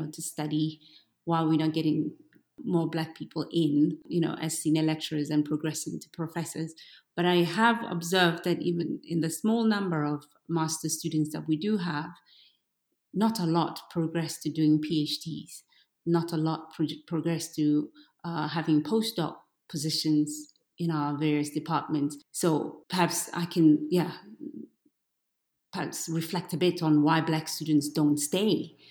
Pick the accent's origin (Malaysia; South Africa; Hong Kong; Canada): South Africa; so I have a very thick skin because I come from South Africa.